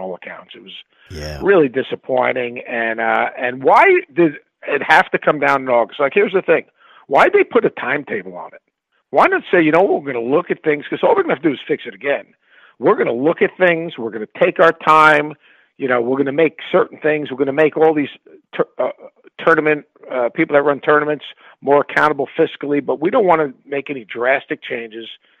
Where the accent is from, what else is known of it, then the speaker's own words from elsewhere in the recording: New York, United States; I grew up in New York, you know, a family of immigrants